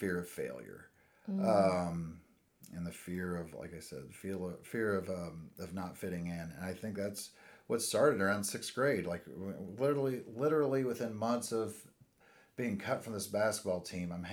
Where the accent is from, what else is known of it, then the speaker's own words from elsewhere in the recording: Indianapolis, Indiana, United States; born and raised in Indianapolis.